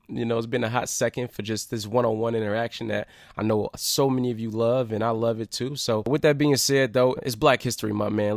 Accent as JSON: {"language": "English", "town": "Detroit", "region": "Michigan", "country": "United States", "tie": "born or raised there", "said": "my hometown, my city."}